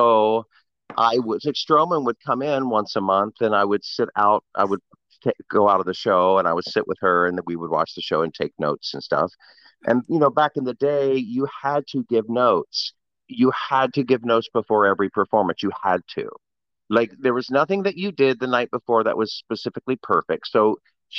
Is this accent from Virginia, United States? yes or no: yes; Blacksburg, Virginia, United States; Blacksburg, Virginia.